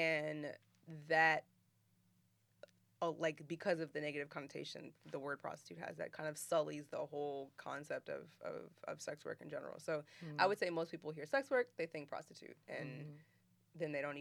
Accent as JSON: {"language": "English", "region": "Maryland", "country": "United States", "moved": "yes", "lives_now": "Miami, United States", "said": "I'm from Maryland"}